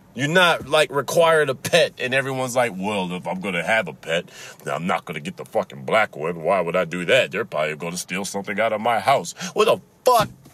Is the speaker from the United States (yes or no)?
yes; Chicago, Illinois, United States; accent: Chicago; now in Michigan, United States; I've been told that I have a Chicago accent. Uh, I've lived in Michigan for like half my life, but uh I got a Chicago accent because that's where I grew up